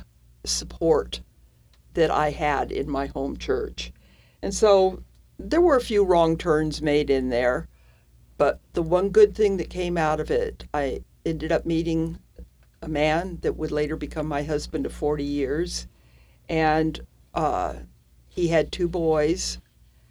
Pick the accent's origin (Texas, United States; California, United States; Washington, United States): California, United States; Salinas; moved away as an adult; also born or lived in San Jose, California; now in Oklahoma, United States; I grew up in Central California in a town called Salinas